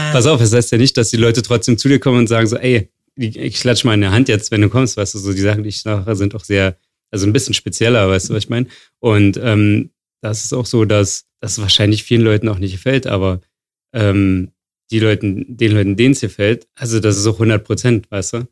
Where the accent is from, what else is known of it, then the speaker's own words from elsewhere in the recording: Wildau, Brandenburg, Germany; now in Berlin, Germany; ich komme aus Wildau. In Brandenburg.